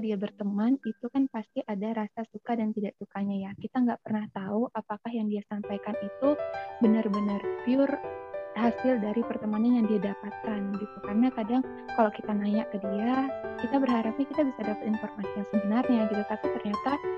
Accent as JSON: {"language": "Indonesian", "town": "Pangkalan Bun", "region": "Central Kalimantan", "country": "Indonesia", "said": "Aku dari Kalimantan Tengah, dari Pangkalan Bun"}